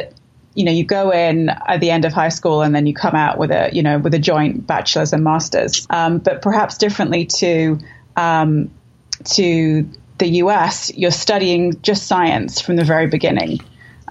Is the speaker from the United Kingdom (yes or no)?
yes; London, United Kingdom; I grew up in London.